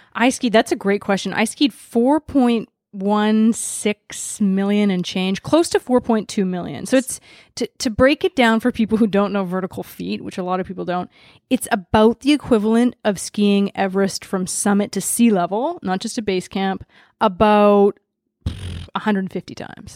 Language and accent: English; Vancouver, British Columbia, Canada; privileged white girl growing up in Vancouver, Canada